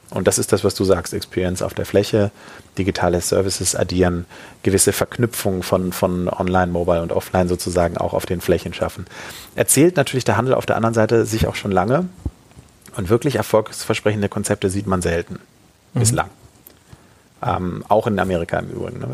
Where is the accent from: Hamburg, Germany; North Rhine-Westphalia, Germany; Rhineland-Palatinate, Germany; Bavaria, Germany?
Hamburg, Germany; als Hamburger darf ich